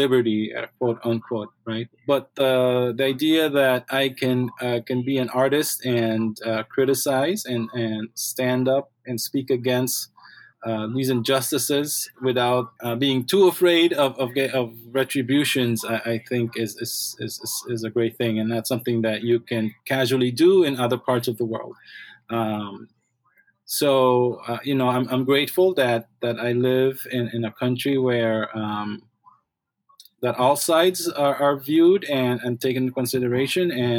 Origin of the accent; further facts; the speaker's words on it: Belize; moved away; I grew up in Belize